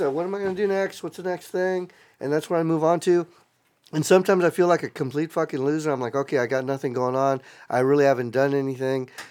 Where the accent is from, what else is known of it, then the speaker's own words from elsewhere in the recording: South Texas, United States; moved away; I grew up in South Texas, that was like ninety-five percent Latinos, brown